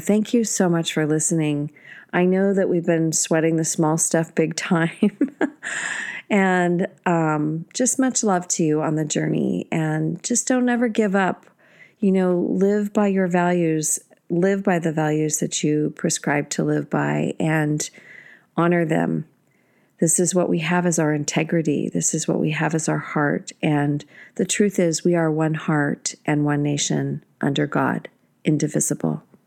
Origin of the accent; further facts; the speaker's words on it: United States; I've never been so proud to be an American